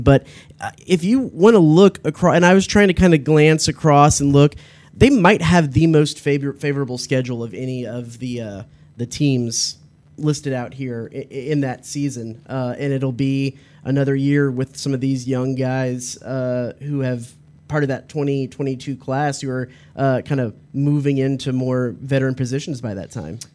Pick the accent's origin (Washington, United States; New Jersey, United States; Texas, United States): Texas, United States; Dallas; I grew up in Dallas